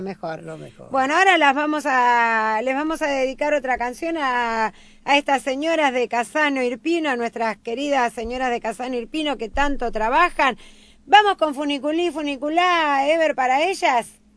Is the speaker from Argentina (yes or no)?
yes; Argentina; Yo soy hija de casanese, yo nací en la Argentina